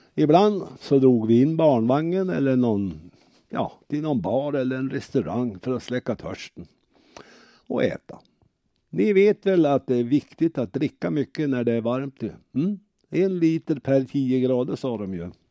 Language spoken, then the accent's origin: Swedish; Örnsköldsvik, Västernorrland County, Sweden; Vi är från Örnsköldsvik.